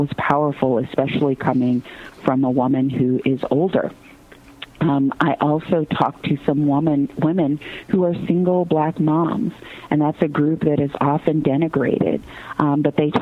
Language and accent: English; Gary, Indiana, United States; I grew up in Gary, Indiana, me and …, though at different times